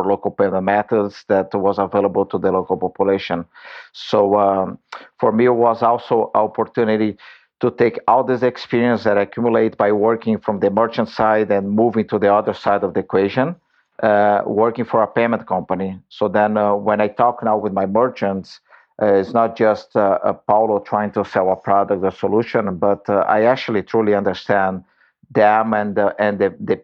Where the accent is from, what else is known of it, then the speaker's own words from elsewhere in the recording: Brazil; moved away as an adult; now in San Francisco, United States; I grew up in Brazil